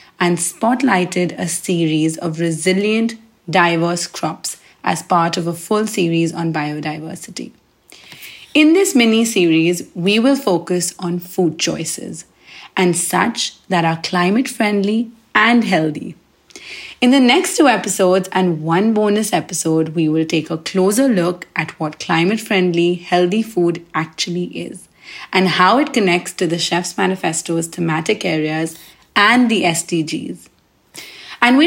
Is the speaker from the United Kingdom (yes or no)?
no; India; also born or lived in New Delhi; I am from India and a chef living in the buzzing Indian capital that is New Delhi.